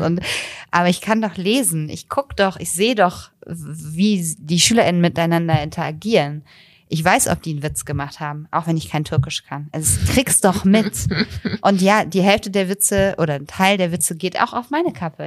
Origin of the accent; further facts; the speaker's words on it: Bonn, North Rhine-Westphalia, Germany; moved away; Bonn ist meine Heimatstadt